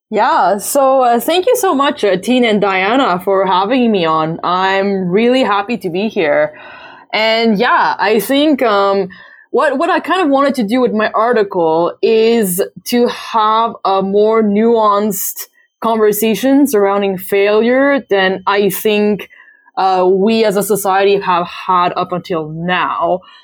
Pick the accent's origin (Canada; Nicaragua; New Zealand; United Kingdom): Canada; I'm Canadian